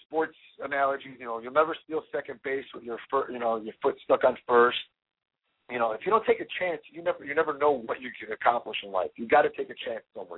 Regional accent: Chicago, Illinois, United States; born or raised there

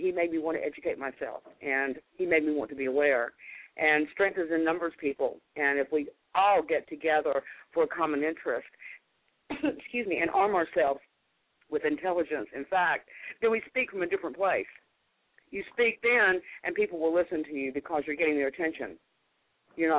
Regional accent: United States; as an American

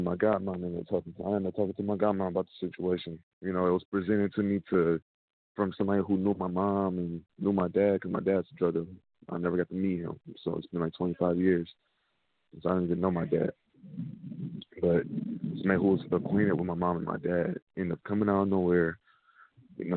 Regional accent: Dayton, Ohio, United States; born or raised there

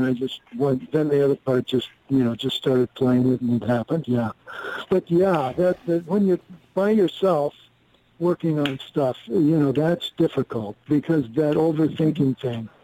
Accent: Goshen, Indiana, United States; moved away; also born or lived in New York City / Los Angeles; when I grew up there in Goshen, Indiana, up north

